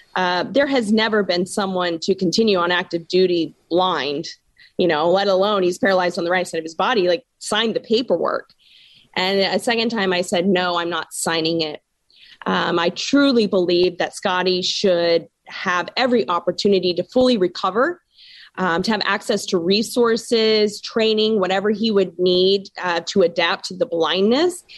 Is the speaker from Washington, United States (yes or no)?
yes; Washington, United States; born or raised there